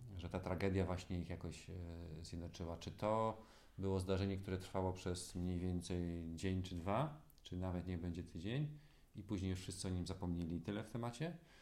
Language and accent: Polish; Gdańsk, Pomeranian Voivodeship, Poland; born or raised there